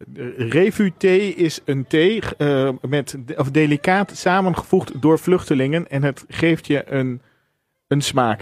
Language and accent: Dutch; Zeeland, Netherlands; Ik ben opgegroeid in Zeeland en nog steeds zuinig.